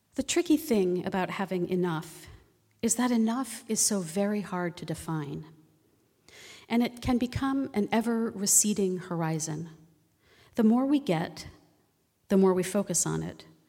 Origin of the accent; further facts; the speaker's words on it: East Coast, United States; also born or lived in Virginia; now in Oregon, United States; I grew up on the East Coast